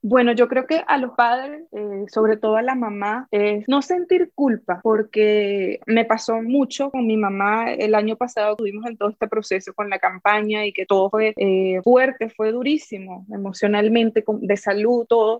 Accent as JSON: {"language": "Spanish", "region": "Amazonas", "country": "Venezuela", "also_born_or_lived": "Argentina", "moved": "as an adult", "said": "yo soy de Amazonas, Venezuela, es un pueblo muy chiquito"}